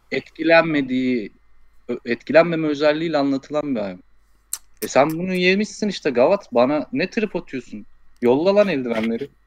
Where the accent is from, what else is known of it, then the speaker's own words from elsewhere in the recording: Istanbul, Turkey; Ben orada doğdum büyüdüm